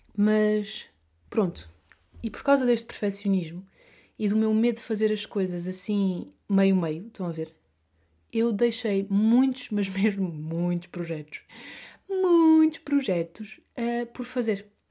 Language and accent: Portuguese; Vila Real de Santo António, Algarve, Portugal; accent: Algarvio; moved away as an adult; now in Madrid, Spain; Primeiro eu cresci uh, a minha terra, no Algarve, Vila Real de Santo António, fica aqui dito, é coladinha a Espanha